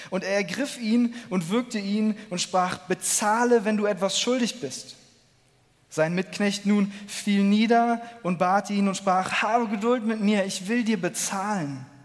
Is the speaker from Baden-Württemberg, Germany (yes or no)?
no; Cologne, North Rhine-Westphalia, Germany; Ich komme aus Köln und ich bin ganz begeistert